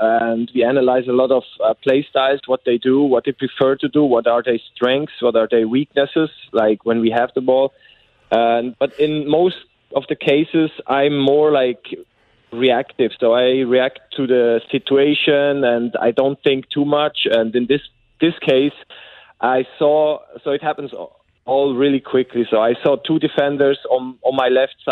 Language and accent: English; Bern, Switzerland; moved away as an adult; now in St. Louis, United States; I'm from Bern, SC Bern